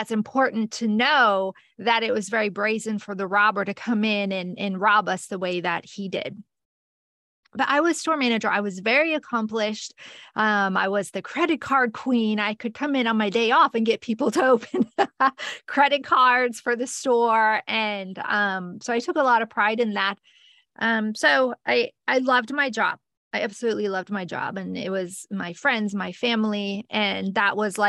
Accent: northern Michigan, United States; now in Florida, United States; I grew up in a small town in northern Michigan

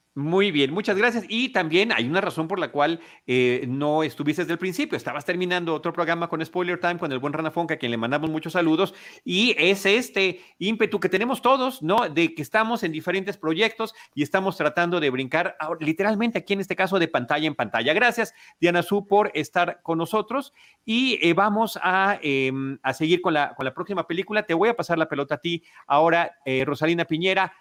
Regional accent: Mexico; now in Mexico City, Mexico; podemos identificarnos como mexicanos por completo

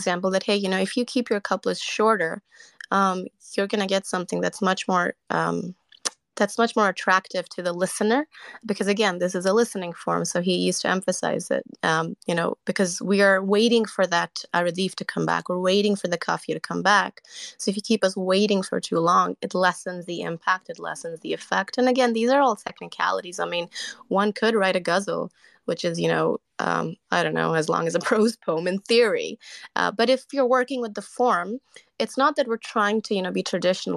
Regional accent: Canada; I'm Canadian

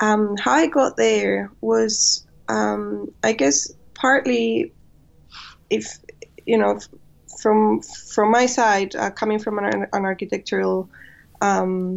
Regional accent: Spain; moved away as an adult; also born or lived in Madrid / China; now in London, United Kingdom; I come from Spain.

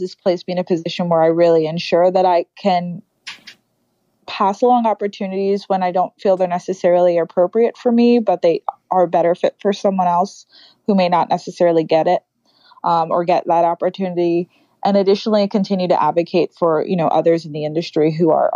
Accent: New York City, New York, United States; growing up in the Bronx, I don't necessarily dress or look or speak the way a lot of the girls I grew up did.

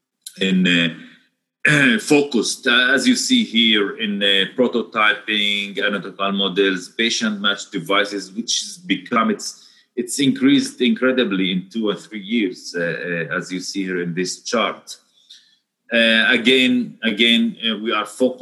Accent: the Galilee, Northern District, Israel; where I am from. So we are from the Galilee. It's the north of Israel.

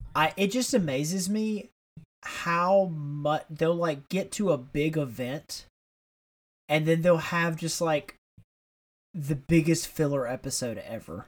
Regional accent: Tuscaloosa, Alabama, United States; we grew up in Tuscaloosa, which is where the University of Alabama is

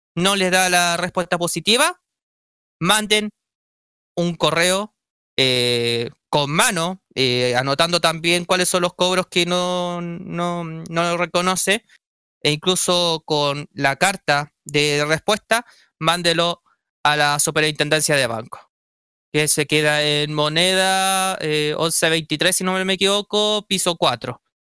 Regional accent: Chile; como todo chileno

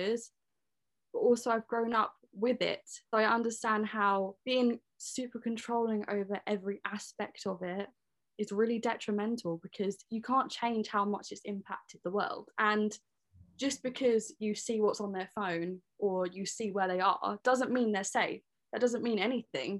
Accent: Leigh-on-Sea, East of England, United Kingdom; I'm 21 from Leon C.

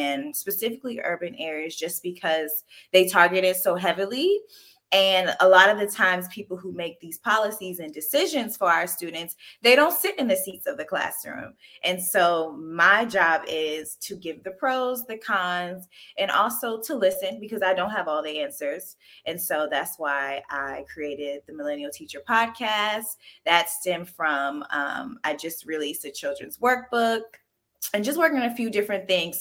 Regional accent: Pawleys Island, South Carolina, United States; moved away as an adult; now in Washington, DC, United States; I'm originally from Pawleys Island, South Carolina

